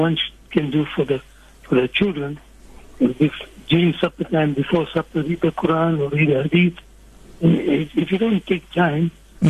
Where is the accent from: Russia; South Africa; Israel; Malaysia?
South Africa; Pretoria, Gauteng; Yes, born and brought up in Pretoria.